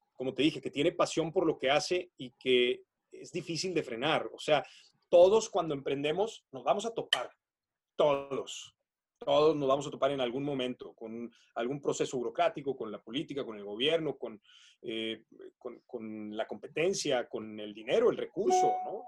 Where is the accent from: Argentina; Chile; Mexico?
Mexico; northern Mexico; Yo soy un enamorado de mi país me considero patriota, amo a México